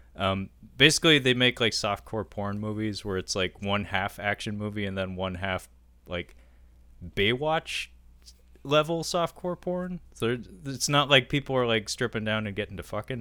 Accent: United States; we're American

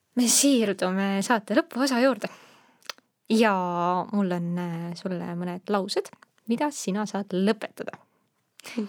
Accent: Estonia; also born or lived in Netherlands; ma olen eestlane

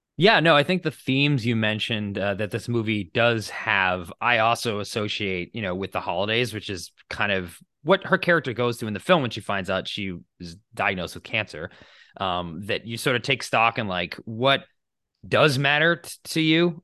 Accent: United States; I grew up in the United States in a, you know, secular Christian household

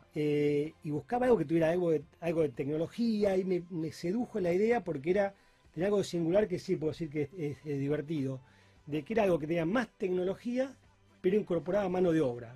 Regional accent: Rosario, Santa Fe, Argentina; moved away as an adult; also born or lived in Peru / Chile; he estado viviendo mucho tiempo fuera de Rosario, incluso fuera del país

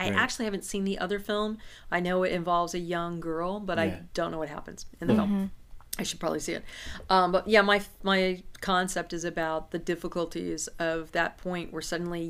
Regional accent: Santa Cruz, California, United States; moved away as an adult; also born or lived in San Francisco / New York; I grew up in Santa Cruz. And it was a hippy-dippy town. I would always describe it as Berkeley on the beach.

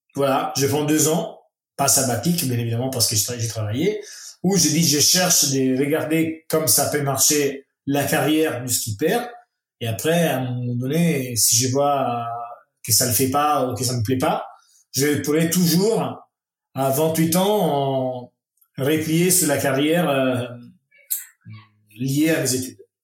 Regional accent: Italy; French is a second language; chez nous en Italie

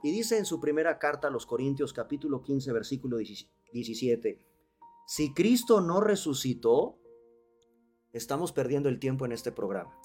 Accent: Mexico; los mexicanos hacemos nuestras calaveritas a manera poética y de rimas

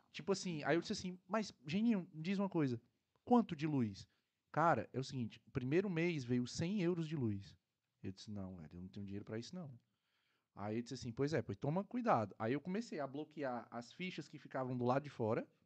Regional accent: Fortaleza, Ceará, Brazil

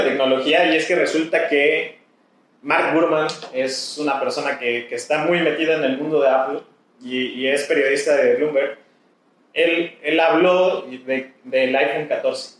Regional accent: Mexico; como mexicanos

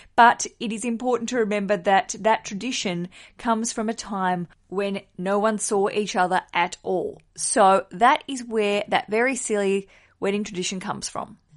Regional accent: Hobart, Tasmania, Australia; my hometown of Hobart in Australia

